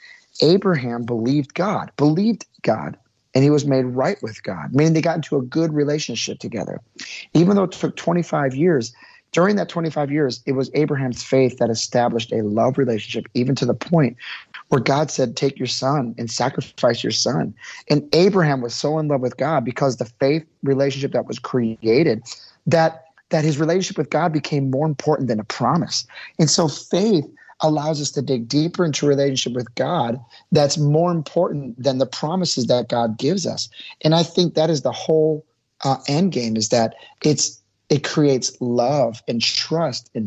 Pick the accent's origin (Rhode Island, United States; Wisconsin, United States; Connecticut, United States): Wisconsin, United States; Milwaukee; I grew up in Milwaukee, Wisconsin